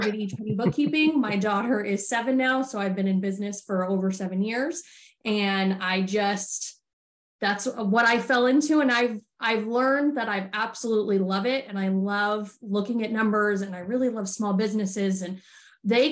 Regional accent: Arizona, United States; I'm from Arizona originally

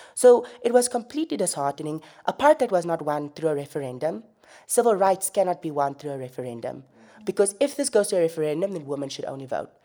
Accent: Namibia

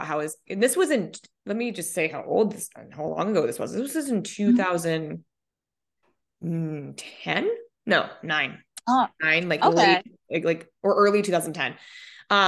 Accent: Colorado, United States; moved away as an adult; also born or lived in Minnesota; now in Oahu, United States; I was born in Minnesota, lived in Colorado until I was, you know, moved in Colorado when I was 10 and then lived in Colorado until I was 29

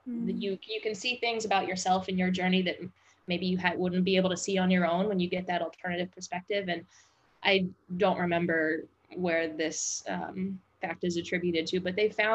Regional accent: Midwest, United States; moved away as an adult; also born or lived in New Orleans; I grew up in the Midwest

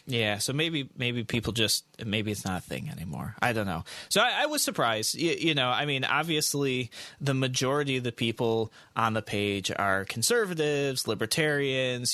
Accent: United States; as the American people

